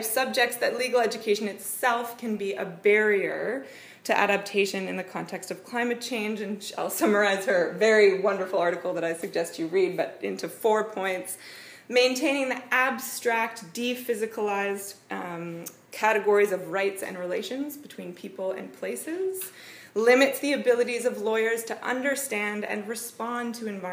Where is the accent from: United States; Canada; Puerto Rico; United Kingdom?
Canada; accent: Canadian; moved away as an adult; also born or lived in New Zealand; now in Wellington, New Zealand; I am also Canadian